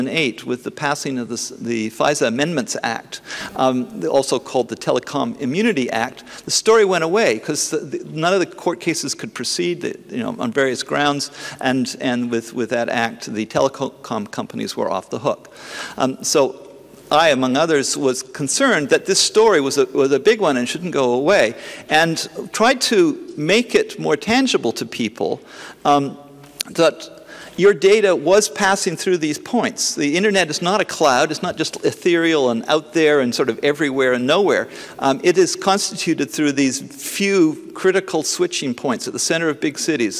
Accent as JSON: {"language": "English", "country": "Canada", "said": "I'm a Canadian"}